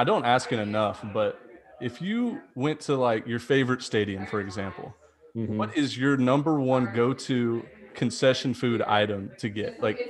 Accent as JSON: {"language": "English", "town": "Houston", "region": "Texas", "country": "United States", "said": "I'm actually from Texas, Jordan."}